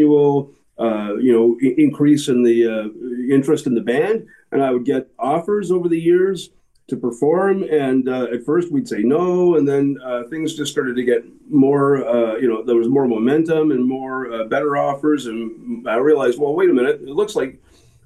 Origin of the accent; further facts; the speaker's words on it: Guelph, Ontario, Canada; I'm from Guelph